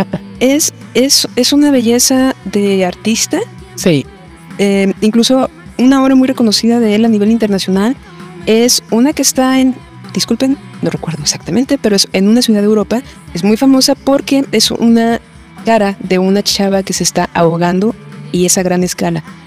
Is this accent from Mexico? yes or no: yes; Guadalajara, Jalisco, Mexico; soy de Guadalajara